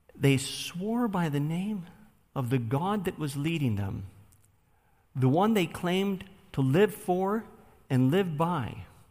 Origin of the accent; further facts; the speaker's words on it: Buffalo, New York, United States; I grew up in Buffalo, New York, on the west side, in the ghetto